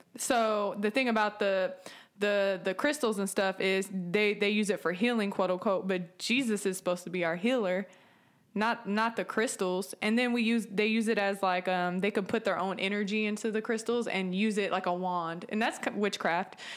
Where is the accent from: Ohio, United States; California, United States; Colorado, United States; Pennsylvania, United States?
California, United States; San Francisco Bay Area; moved away; I'm from California, the San Francisco Bay Area